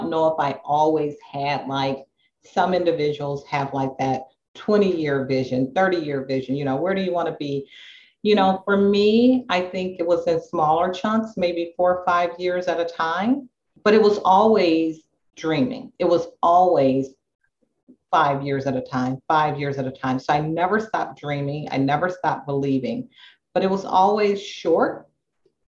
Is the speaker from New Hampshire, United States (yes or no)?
no; Chicago, Illinois, United States; I grew up on the South Side of Chicago. I grew up in Inglewood